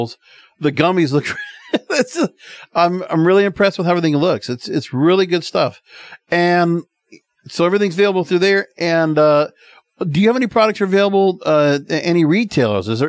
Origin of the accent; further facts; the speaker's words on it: Belle Glade, Florida, United States; my hometown is Belglade, which is about 45 minutes west of here